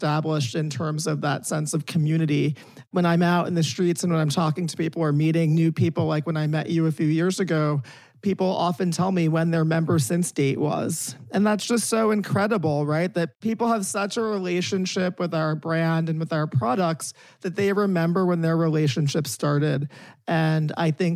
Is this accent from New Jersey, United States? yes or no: yes; South Orange, New Jersey, United States; I'm from South Orange, New Jersey